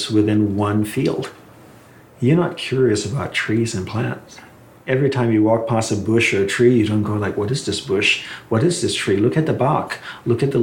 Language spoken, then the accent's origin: English; Malaysia; I was growing up in Malaysia